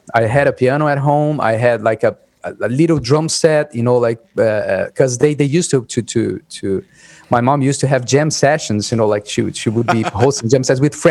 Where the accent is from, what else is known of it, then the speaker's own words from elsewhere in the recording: São Paulo, Brazil; moved away; I was born and raised in São Paulo